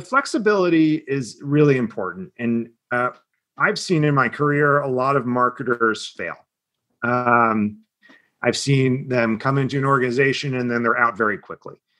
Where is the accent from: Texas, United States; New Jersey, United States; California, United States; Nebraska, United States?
New Jersey, United States; Southern; I'm from a, a, part of Philadelphia. Some people refer to it as Southern New Jersey. Um, so really a Jersey kid. Um, exit four on um, on the turnpike